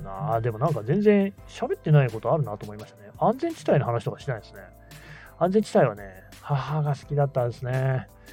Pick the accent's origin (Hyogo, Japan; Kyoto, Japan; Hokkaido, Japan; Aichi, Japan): Aichi, Japan; Nagoya; 名古屋から来た私